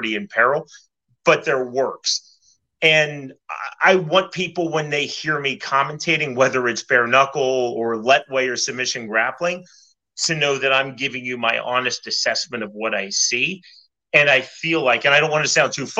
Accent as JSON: {"language": "English", "town": "Kansas City", "region": "Missouri", "country": "United States", "tie": "born or raised there", "said": "I grew up in Kansas City"}